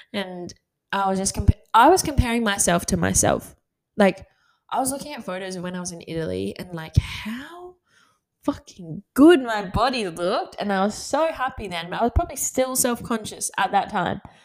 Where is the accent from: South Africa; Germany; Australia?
Australia; Gold Coast, Queensland; moved away as an adult; now in Sydney, Australia; I'm from the Gold Coast and I have so many friends up there